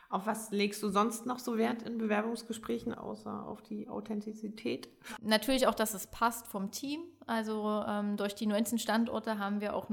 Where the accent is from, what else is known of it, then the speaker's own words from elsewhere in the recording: Saxony-Anhalt, Germany; now in Stendal, Germany; ja, hallo … komme gebürtig aus der Börde, bin der Liebe wegen ähm, in die Altmark gezogen, nach Stendal.